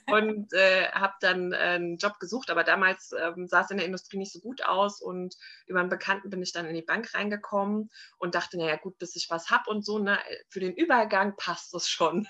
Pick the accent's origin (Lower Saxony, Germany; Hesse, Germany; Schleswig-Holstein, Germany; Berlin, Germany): Hesse, Germany; Frankfurt am Main; moved away as an adult; now in Limeshain, Germany; Also ich bin geboren und aufgewachsen in Frankfurt am Main